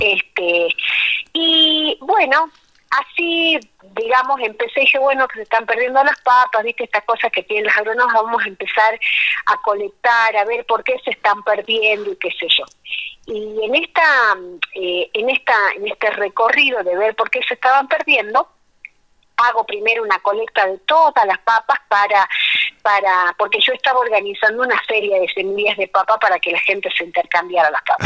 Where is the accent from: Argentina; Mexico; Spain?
Argentina; La Quiaca, Jujuy; also born or lived in Tilcara / Abrapampa / Quebrada de Humahuaca / Puna; Yo nací en La Quiaca, que es el pueblo que está en el límite con Bolivia